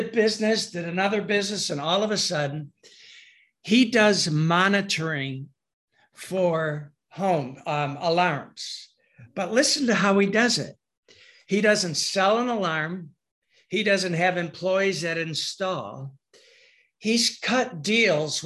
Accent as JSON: {"language": "English", "region": "Michigan", "country": "United States", "said": "I'm from Michigan"}